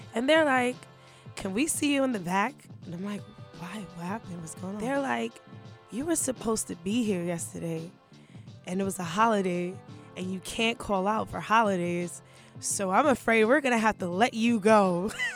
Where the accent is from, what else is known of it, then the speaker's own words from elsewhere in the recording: Brooklyn, New York, United States; also born or lived in Harlem; now in Queens, United States; I was born and raised in Brooklyn, but I live in Queens now.